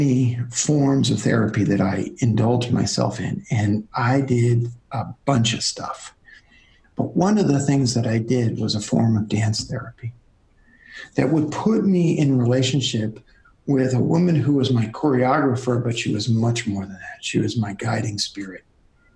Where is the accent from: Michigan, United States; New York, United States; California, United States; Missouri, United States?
New York, United States; New York City; I'm from Brooklyn